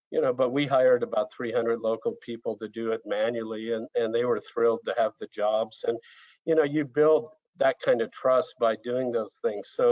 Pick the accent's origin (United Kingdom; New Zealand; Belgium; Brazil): Brazil; as a sort of 12, 13 year old growing up in Brazil and, and kind of seeing a, a different culture and, and living around favelas